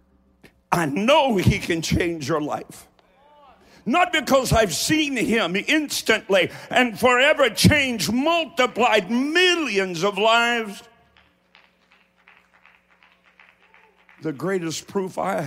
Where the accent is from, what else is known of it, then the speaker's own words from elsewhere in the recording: Eastern Kentucky, United States; I'm from Eastern Kentucky